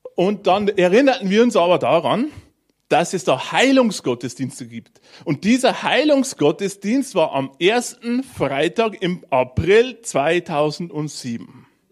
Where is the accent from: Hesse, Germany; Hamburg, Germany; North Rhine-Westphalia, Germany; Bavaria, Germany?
Bavaria, Germany; Bavarian Forest, Germany; drunten bei uns im Bayerischen Wald